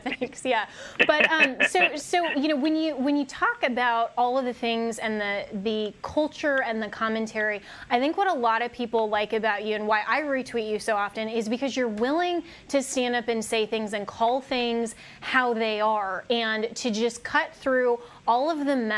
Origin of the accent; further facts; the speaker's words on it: Colorado, United States; now in Washington, D.C., United States; my home state's Colorado